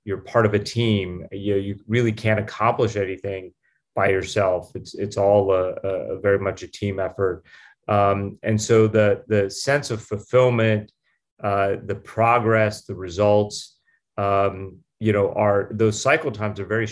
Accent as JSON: {"language": "English", "town": "Pittsburgh", "region": "Pennsylvania", "country": "United States", "tie": "born or raised there", "also_born_or_lived": "Stanford, California", "moved": "as an adult", "said": "I grew up in Pittsburgh, Pennsylvania. My parents were immigrants, and I moved there when I was a year old"}